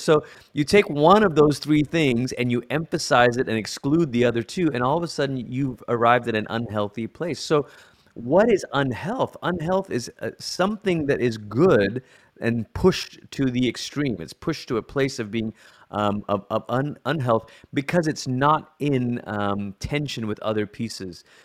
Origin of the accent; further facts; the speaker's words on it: Malaysia; moved away as an adult; also born or lived in United States / Colorado Springs; I'm originally from Malaysia, and that's where I grew up